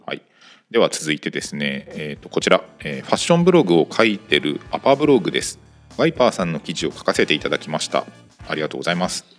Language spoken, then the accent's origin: Japanese; Kanto, Japan; 生まれは僕自体は関東